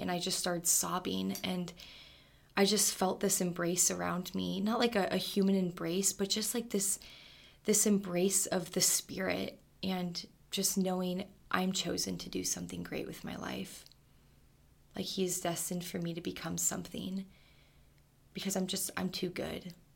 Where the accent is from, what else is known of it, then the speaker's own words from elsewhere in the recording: Arizona, United States; I'm from Arizona, Stubby West, Tucson, Arizona